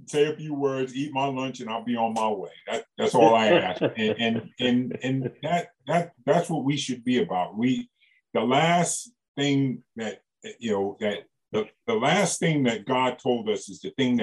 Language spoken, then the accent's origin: English; New York, United States; I got my doctorate degree growing up in New York